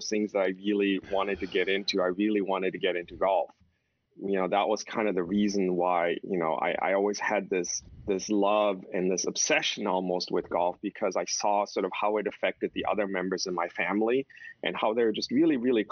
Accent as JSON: {"language": "English", "town": "Houston", "region": "Texas", "country": "United States", "tie": "born or raised there", "also_born_or_lived": "New York", "moved": "as an adult", "lives_now": "California, United States", "said": "I grew up in Texas"}